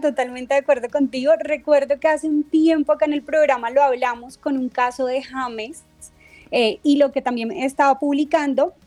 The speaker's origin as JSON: {"language": "Spanish", "country": "Colombia", "said": "como colombiano"}